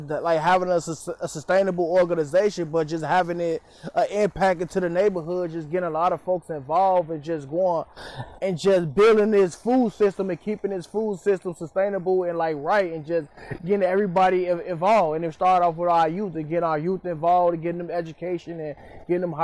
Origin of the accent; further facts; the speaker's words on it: Chicago, Illinois, United States; I grew up in Cabrini Green